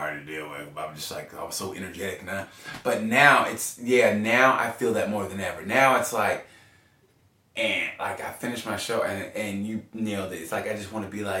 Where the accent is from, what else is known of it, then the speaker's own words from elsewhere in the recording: Oklahoma, United States; I grew up in Oklahoma